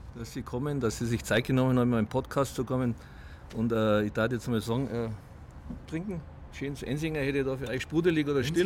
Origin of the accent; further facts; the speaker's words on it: Munich, Bavaria, Germany; ich bin ja 500 Meter hier aufgewachsen in Obergiesing